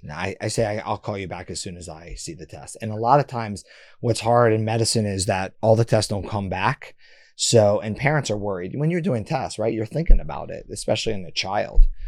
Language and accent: English; Boston, Massachusetts, United States; I was born in Boston